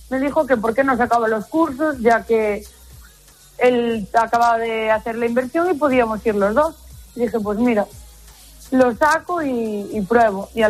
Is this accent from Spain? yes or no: no; United States; yo me crié en los Estados Unidos y estudié en los Estados Unidos, vine para aquí, me casé y fui ama de casa